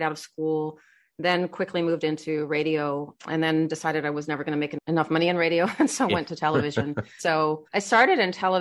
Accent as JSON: {"language": "English", "country": "Australia", "tie": "born or raised there", "said": "I grew up in Australia"}